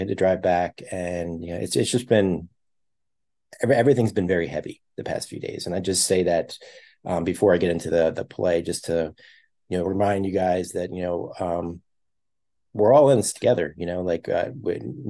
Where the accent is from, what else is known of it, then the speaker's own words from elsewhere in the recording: Philadelphia, Pennsylvania, United States; I'm from Philadelphia, or at least the suburbs of Philadelphia